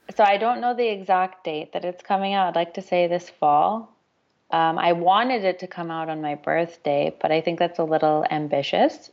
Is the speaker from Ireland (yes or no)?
no; Toronto, Ontario, Canada; my hometown in Toronto